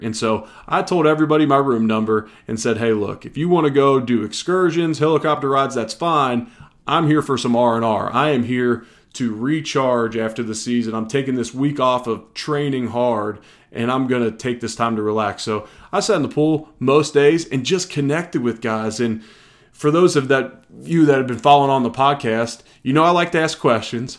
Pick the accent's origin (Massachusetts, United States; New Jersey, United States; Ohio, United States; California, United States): Ohio, United States; Cincinnati; moved away; I'm originally from Cincinnati, so a bunch of my buddies are big-time Bengals fans